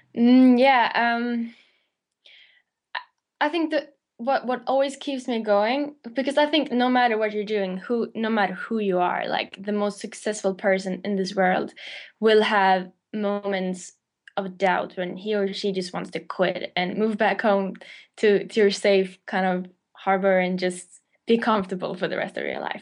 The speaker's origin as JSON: {"language": "English", "country": "Sweden", "tie": "born or raised there", "moved": "as an adult", "lives_now": "London, United Kingdom", "said": "I moved to London from Sweden, where I'm born"}